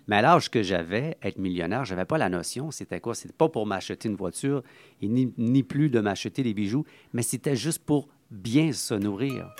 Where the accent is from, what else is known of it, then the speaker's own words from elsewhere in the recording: Montreal, Quebec, Canada; mon, enfance de Saint-Henri. Donc, j'ai été né euh, à Saint-Henri